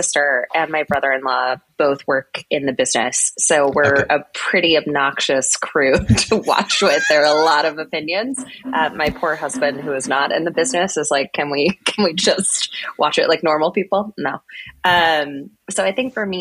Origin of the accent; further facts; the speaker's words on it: Plano, Texas, United States; moved away; also born or lived in New Jersey; I grew up in Texas, so American football is kind of a religion